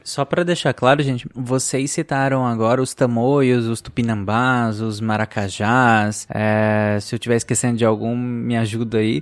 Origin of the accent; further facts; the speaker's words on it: Pará, Brazil; Eu cresci no Pará, então eu, eu entrei em contato com muita mitologia indígena